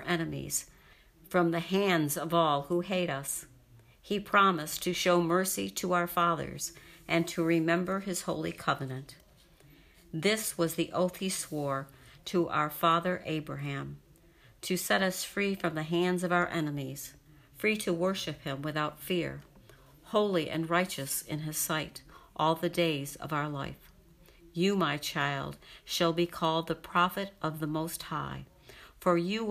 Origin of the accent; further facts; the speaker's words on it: Rochester, New York, United States; I grew up in Rochester, New York.